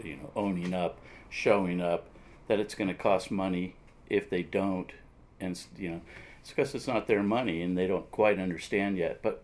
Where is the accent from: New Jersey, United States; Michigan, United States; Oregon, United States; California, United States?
California, United States; San Anselmo; also born or lived in San Francisco; moved over to Marin County when I was quite young and was raised in San Anselmo